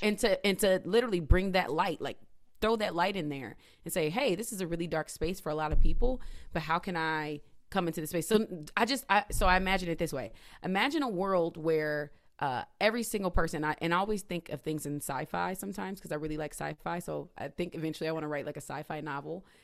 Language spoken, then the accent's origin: English; Indiana, United States; moved away as an adult; now in Philadelphia, United States; I'm from Indiana, moved to Philadelphia in two thousand fourteen because I wanted that change.